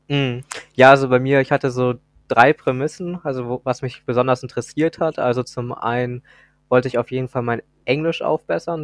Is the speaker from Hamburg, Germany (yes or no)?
yes; Hamburg, Germany; ich komme aus Hamburg